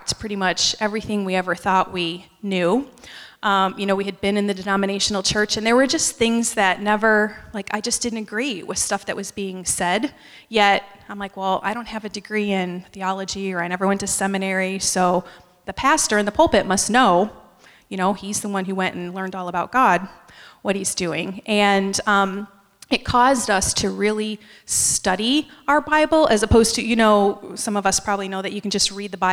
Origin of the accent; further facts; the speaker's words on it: upstate New York, United States; moved away as an adult; also born or lived in Allentown, Pennsylvania / North Carolina; I was born in Allentown, Pennsylvania, but I was raised in upstate New York and moved to North Carolina after I graduated from college